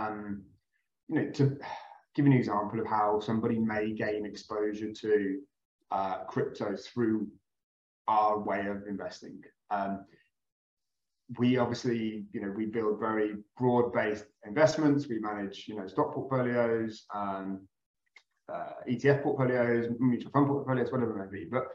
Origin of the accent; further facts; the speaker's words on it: Midlands, United Kingdom; moved away as an adult; now in Dubai, United Arab Emirates; I'm originally from the country, for all intents and purposes, in the UK. I come from the very green hills of the Midlands in the UK.